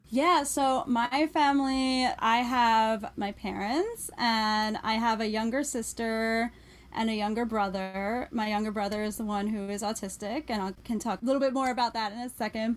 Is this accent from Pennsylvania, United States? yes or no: yes; Philadelphia, Pennsylvania, United States; I grew up outside of Philadelphia in the Philadelphia